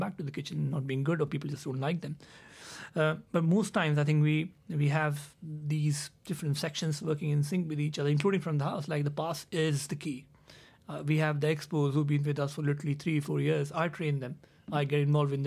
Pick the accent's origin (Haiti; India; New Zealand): India; now in London, United Kingdom; I come from India